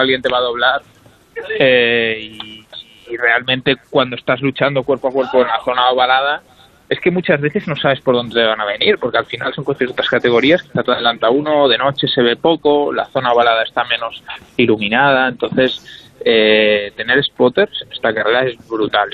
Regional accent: Spain; somos tres españoles

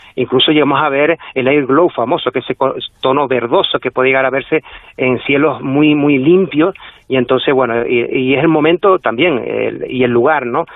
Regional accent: La Palma, Canary Islands, Spain; aquí en La Palma, aunque somos una de las Islas Canarias

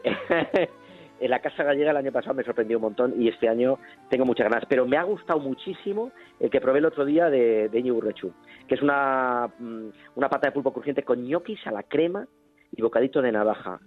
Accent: Zamora, Castile and León, Spain; yo nací en Zamora

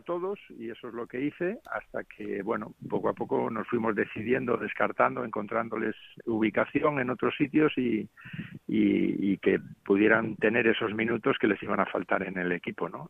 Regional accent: Cantabria, Spain; now in Las Palmas, Spain; estoy en mi tierra, que he venido para acá a ver a mi hijo y, bueno, disfrutando de, la tierra ahora, del frescor un poco aquí de Cantabria

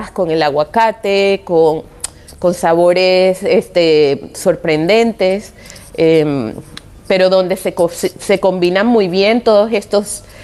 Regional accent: Venezuela; also born or lived in Japan; now in Spain; soy venezolana, eh, me crié en una sociedad multicultural

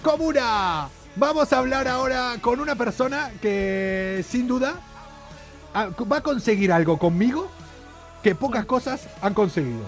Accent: Argentina; now in Spain; Fina Grosso y yo hacemos un programa desde España, si bien somos dos argentinos

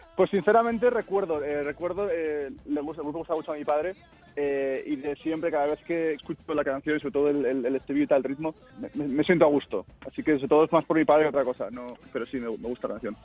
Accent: Zaragoza, Aragon, Spain; moved away as an adult; now in Spokane, United States; Yo soy de Zaragoza, eh, nacido y crecido y vivido en Zaragoza.

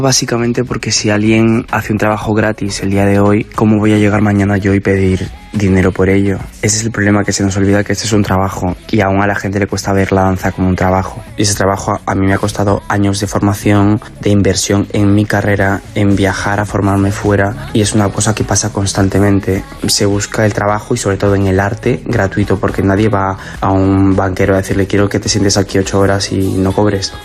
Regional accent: Spain; now in United States; Yo, como soy un caballero español y además del Real Madrid

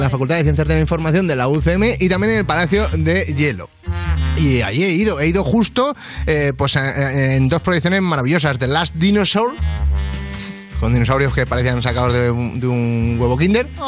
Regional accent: Madrid, Community of Madrid, Spain; Yo es que soy de Madrid.

